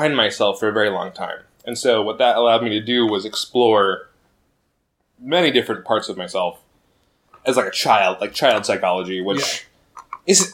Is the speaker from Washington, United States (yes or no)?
yes; Spokane, Washington, United States; I grew up in Spokane.